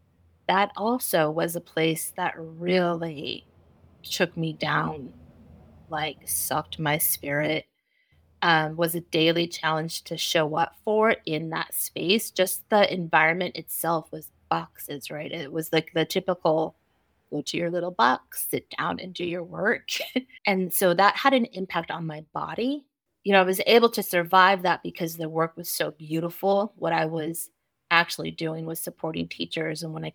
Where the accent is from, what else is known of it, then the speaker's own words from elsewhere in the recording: California, United States; So really building myself outside of my hometown, essentially, which I think was pivotal for me coming from a small Central Valley town.